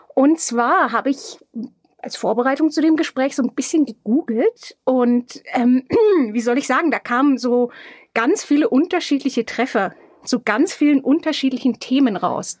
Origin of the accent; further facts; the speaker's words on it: Franconia, Bavaria, Germany; Die Franken besonders, ja. ja. Wir sind ja die Plaudertaschen Deutschlands.